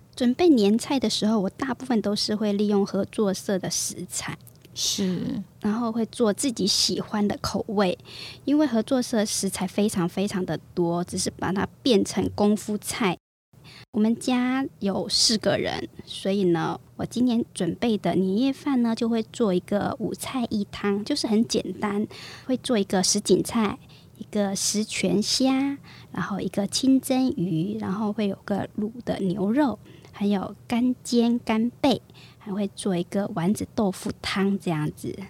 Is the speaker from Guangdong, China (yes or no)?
yes; Meizhou, Guangdong, China; moved away as an adult; also born or lived in Banqiao, Taiwan; now in Hualien, Taiwan; 我是出生于广东梅县，也是在广东梅县生长，啊，后来才嫁到台湾，现在嫁来台湾应该有二十几年了